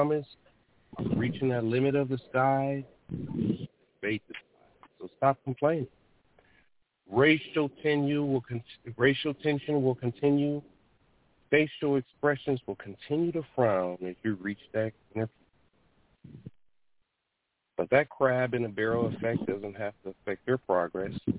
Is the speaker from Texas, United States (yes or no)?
no; Detroit, Michigan, United States; what it was like through my eyes growing up in Detroit